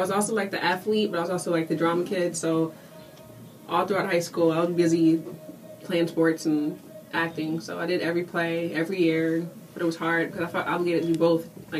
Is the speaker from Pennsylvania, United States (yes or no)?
yes; Philadelphia, Pennsylvania, United States; I was born in South Philly, but I was raised in West Philadelphia.